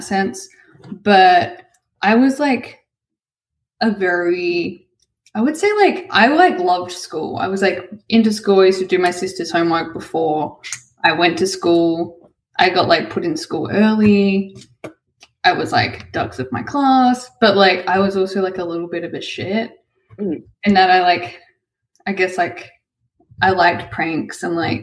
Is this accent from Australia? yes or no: yes; Smoky Bay, South Australia, Australia; also born or lived in Ceduna, South Australia; I was born in this tiny little town called Ceduna, which is in South Australia. It's on the coast. I think has a population of 2,500. But my family kind of lived like outside of town and in this other little town, I guess like called Smoky Bay, which is population 200 people. So I grew up there.